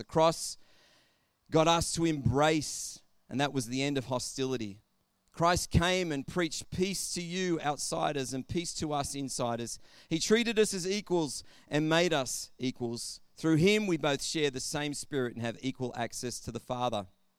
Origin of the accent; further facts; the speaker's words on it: Albury, New South Wales, Australia; I know I grew up in Albury, Wodonga, and I know that there were certain parts of Albury that you just wouldn't go into because there was bad stigmas with those areas.